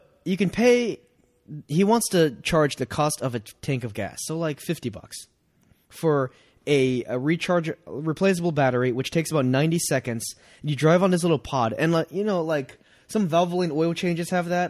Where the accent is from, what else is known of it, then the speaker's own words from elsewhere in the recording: Playa del Rey, California, United States; Anyway, I'm from Playa del Rey, so that's even.